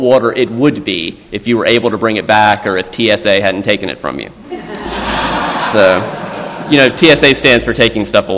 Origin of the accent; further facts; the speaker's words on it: South Carolina, United States; my home state of South Carolina